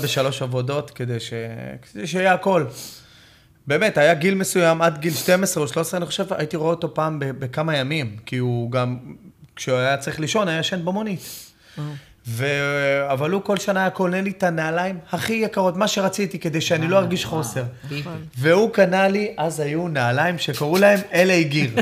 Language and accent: Hebrew; Ramla, Central District, Israel; born or raised there